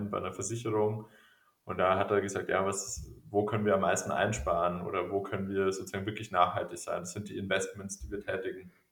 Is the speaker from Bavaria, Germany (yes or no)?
yes; Regensburg, Bavaria, Germany; ich musste immer an meine Heimat denken, an Regensburg.